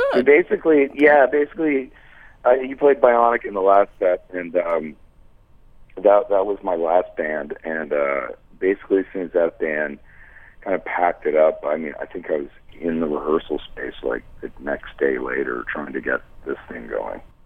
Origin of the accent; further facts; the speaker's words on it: Toronto, Ontario, Canada; now in Montreal, Canada; I'm originally from Toronto. I live in Montreal now.